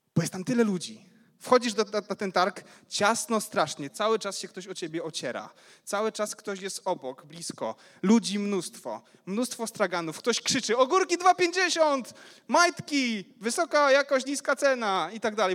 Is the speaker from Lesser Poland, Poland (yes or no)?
no; Ruda Śląska, Silesian Voivodeship, Poland; Pochodzę z Rudy Śląskiej